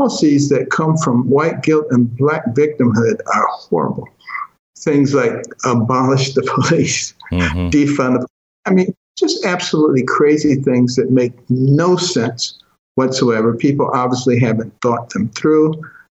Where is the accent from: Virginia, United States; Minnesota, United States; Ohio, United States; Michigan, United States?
Michigan, United States; Detroit; also born or lived in Boston, Massachusetts; when I was a kid growing up in Detroit and Boston